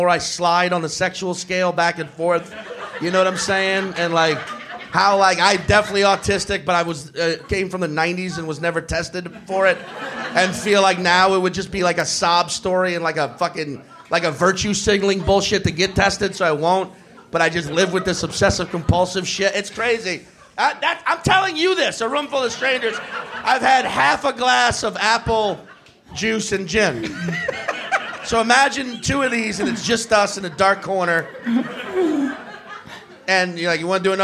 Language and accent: English; Chalmette, Louisiana, United States; I'm from like the Staten Island of New Orleans. Chalmette